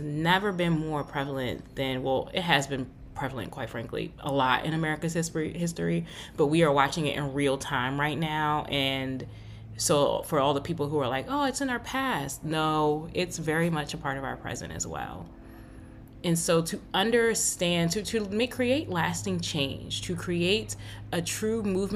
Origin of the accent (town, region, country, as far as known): United States